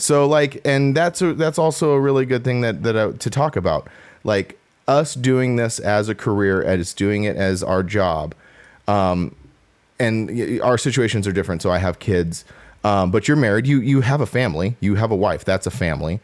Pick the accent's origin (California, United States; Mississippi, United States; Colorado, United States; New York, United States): California, United States; Southern; I'm from SoCal, like, but I'm still from the desert